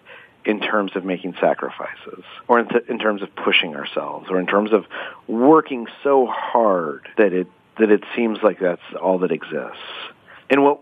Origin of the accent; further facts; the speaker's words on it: Albuquerque, New Mexico, United States; I grew up in Albuquerque, New Mexico